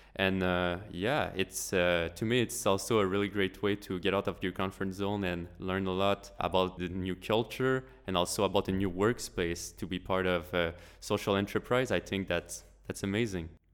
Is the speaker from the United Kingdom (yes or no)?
no; Quebec, Canada; I'm from Quebec, which is the French part of Canada